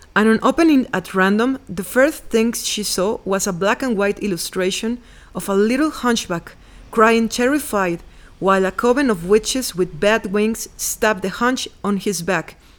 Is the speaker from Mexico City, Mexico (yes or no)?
no; Veracruz, Mexico; English is a second language; moved away as an adult; I was born in Veracruz and lived there for thirty years